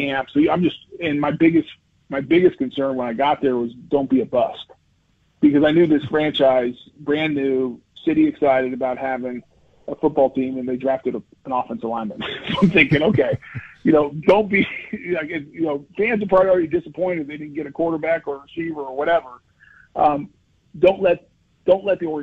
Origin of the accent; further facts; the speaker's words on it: Colorado, United States; also born or lived in South Carolina; now in Jacksonville, United States; I grew up in Colorado, then went to SC, obviously, and I've now lived in Jacksonville longer than anywhere.